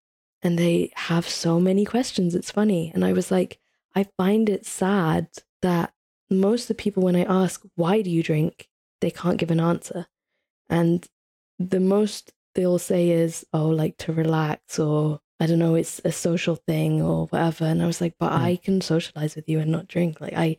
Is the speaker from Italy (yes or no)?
yes; Italy; Like, I grew up in Italy, like there wasn't any Pakistanis, never mind Muslims.